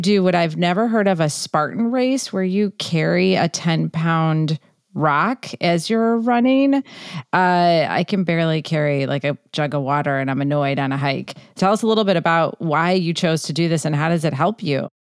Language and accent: English; Chicago, Illinois, United States; now in Southern California, United States; I'm from Chicago